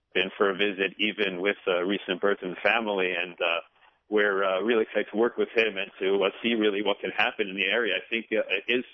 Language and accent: English; Bergen County, New Jersey, United States; moved away as an adult; now in Charleston, United States; I grew up in Bergen County, New Jersey.